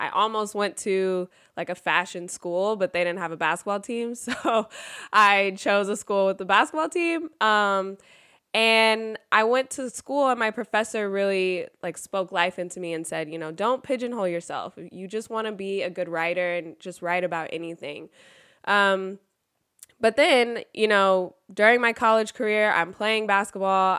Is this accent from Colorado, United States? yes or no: no; Sacramento, California, United States; I'm actually from Sacramento and grew up a Lakers fan